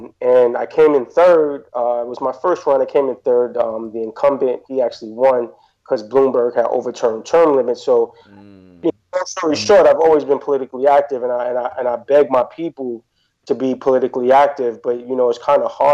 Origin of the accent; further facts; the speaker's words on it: New York City, New York, United States; I grew up in Queensbridge Projects, so growing up in Queensbridge